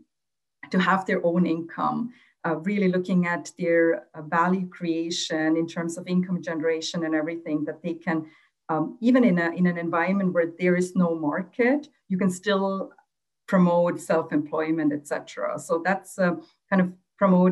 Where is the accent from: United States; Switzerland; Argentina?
Switzerland; also born or lived in Sri Lanka; when I was growing up in Switzerland, I was one of the first generation of Tamil girls to go to school here in Switzerland